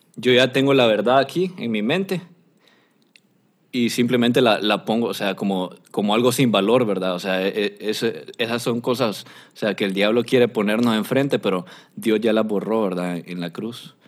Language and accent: Spanish; Honduras; yo soy de Honduras